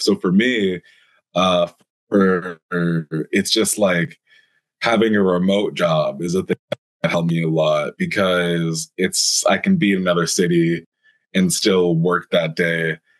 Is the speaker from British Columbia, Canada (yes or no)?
yes; Langley, British Columbia, Canada; now in Toronto, Canada; I'm from Vancouver originally, just at the very start, born and raised, a little bit outside Vancouver, BC, if anyone's familiar with Canada, uh, like a town called Langley, BC